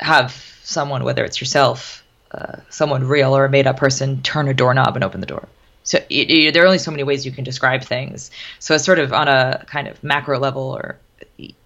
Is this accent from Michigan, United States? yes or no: no; White Plains, New York, United States; now in New York City, United States; I grew up in White Plains and this is my backyard.